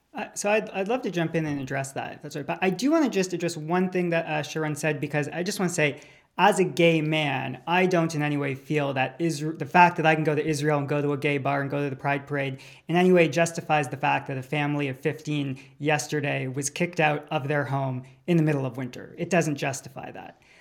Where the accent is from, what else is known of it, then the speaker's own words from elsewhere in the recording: Canada; we as a Canadian Jewish community